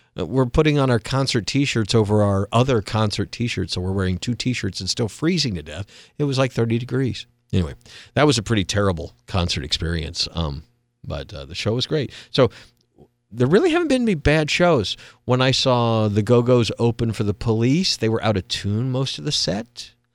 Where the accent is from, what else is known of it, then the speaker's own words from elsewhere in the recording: Atlanta, Georgia, United States; also born or lived in Gwinnett County, Georgia; I grew up in Atlanta